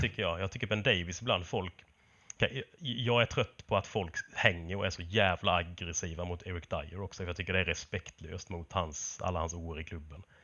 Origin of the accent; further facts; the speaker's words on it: Småland, Sweden; moved away; hemma i Småland